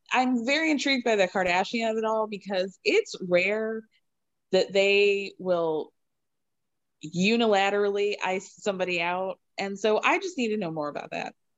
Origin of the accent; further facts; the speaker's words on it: Chicago, Illinois, United States; I'm from Chicago